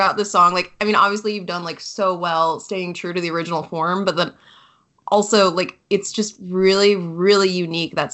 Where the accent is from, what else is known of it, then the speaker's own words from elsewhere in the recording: Baltimore, Maryland, United States; my hometown of Baltimore, Maryland